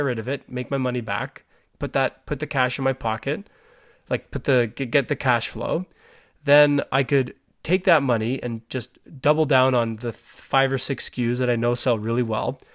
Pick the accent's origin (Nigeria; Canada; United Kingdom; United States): Canada; I'm Canadian